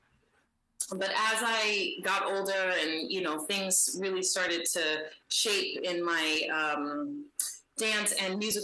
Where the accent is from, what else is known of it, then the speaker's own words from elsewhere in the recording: San Diego, California, United States; I grew up in San Diego